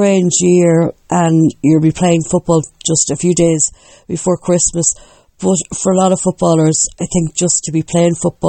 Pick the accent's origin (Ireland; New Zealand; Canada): Ireland; Longford, Leinster; I'm from Longford